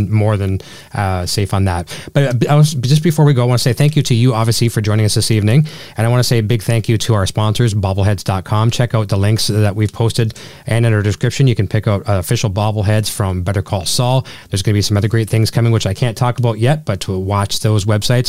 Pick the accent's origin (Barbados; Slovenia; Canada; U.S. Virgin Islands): Canada; accent: Canadian; I'm going to be totally made fun of my Canadian accent